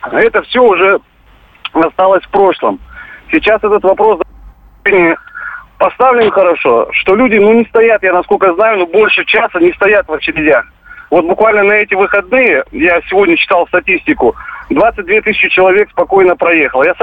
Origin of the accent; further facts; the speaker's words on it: Crimea, Ukraine; А я однозначно, как крымчанин, рекомендую, конечно, если расстояние позволяет, то ехать нужно обязательно на автомобиле, потому что есть такие места в Крыму